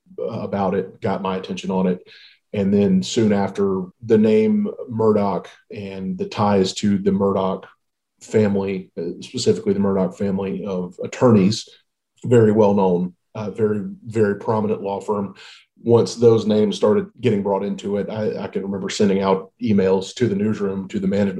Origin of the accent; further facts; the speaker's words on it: Walterboro, South Carolina, United States; I'm actually from Colleton County, just outside Walterboro. Grew up there, lived there up until about 5 years ago.